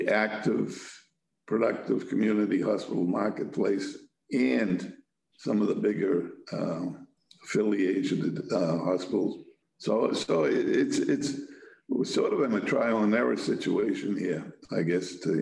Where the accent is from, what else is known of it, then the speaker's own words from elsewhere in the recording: Quincy, Massachusetts, United States; I grew up and lived in Quincy, represent Quincy